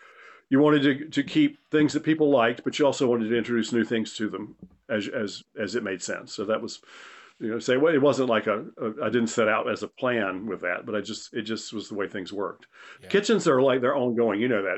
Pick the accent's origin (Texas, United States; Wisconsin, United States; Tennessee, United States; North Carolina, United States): North Carolina, United States; Crook's was a Southern restaurant, and I grew up in the South, in Eastern North Carolina.